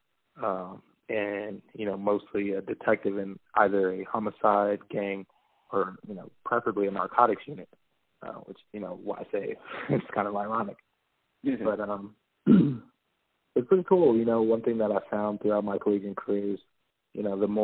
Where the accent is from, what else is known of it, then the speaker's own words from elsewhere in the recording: Riverside, California, United States; also born or lived in Las Vegas, Nevada / Chico, California; I mainly grew up in Riverside, California.